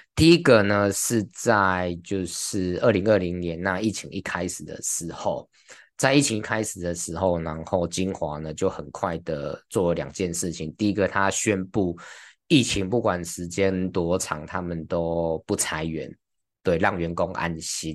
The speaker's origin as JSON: {"language": "Chinese", "country": "Taiwan", "said": "我们台湾人"}